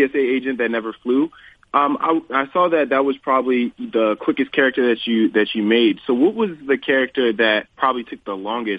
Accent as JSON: {"language": "English", "town": "Temple Hills", "region": "Maryland", "country": "United States", "tie": "born or raised there", "also_born_or_lived": "Washington, D.C.", "said": "I'm also was born in D.C., and I grew up in Temple Hill"}